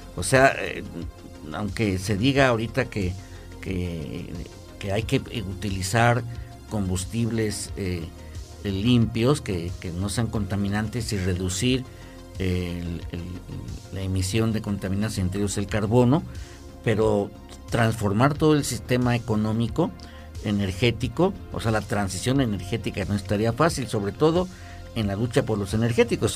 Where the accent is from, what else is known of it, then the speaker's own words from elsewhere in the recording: Mexico; como latinoamericanos y, como mexicanos